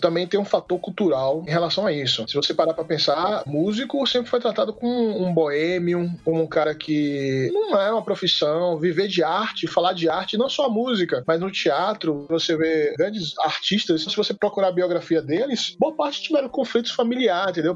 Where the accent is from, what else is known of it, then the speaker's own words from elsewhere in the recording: Salvador, Bahia, Brazil; moved away as an adult; now in Brasília, Brazil; eu sou de Salvador, Bahia, mas moro em Brasília há 16 anos